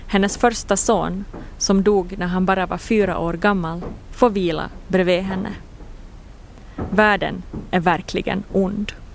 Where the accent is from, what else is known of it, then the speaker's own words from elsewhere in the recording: Jakobstad, Ostrobothnia, Finland; på gården där jag växte upp, i Pirilö utanför Jakobstad